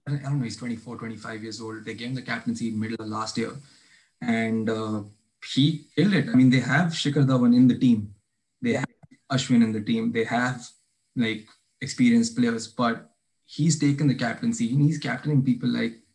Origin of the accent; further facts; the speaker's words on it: Jalandhar, Punjab, India; I'm from Janandar